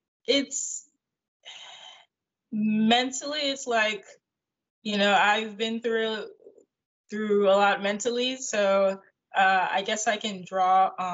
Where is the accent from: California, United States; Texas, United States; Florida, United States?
Florida, United States; also born or lived in Georgia; I was born in South Florida, and I always feel at home whenever I go back to South Florida. So I would probably say that's like my hometown.